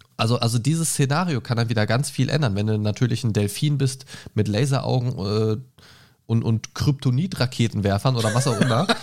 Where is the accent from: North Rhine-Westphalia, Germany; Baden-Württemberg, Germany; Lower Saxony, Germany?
Lower Saxony, Germany; Göttingen; moved away; Aus meiner alten Heimat Göttingen